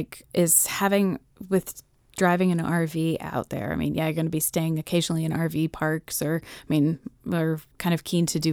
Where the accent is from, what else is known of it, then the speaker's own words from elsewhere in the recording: Massachusetts, United States; also born or lived in New York City / Maryland; I was born in New York City. We lived on a Governor's Island, the base. We lived there till I was about 4 years old. And then we moved to Maryland. We lived in Chevy Chase for another 3 years. And then we moved to Massachusetts.